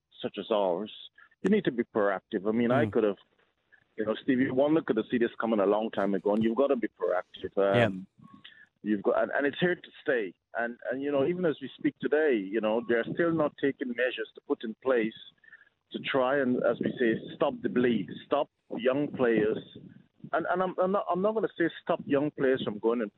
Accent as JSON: {"language": "English", "country": "Guyana", "tie": "born or raised there", "said": "growing up in Guyana, where I'm from"}